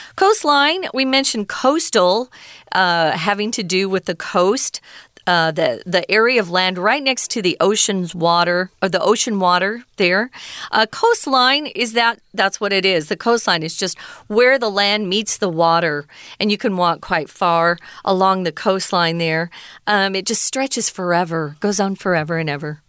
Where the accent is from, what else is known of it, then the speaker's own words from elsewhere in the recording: Arizona, United States; I grew up in Arizona